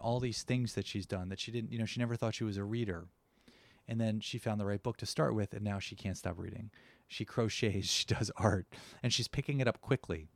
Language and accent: English; New Jersey, United States; I come from New Jersey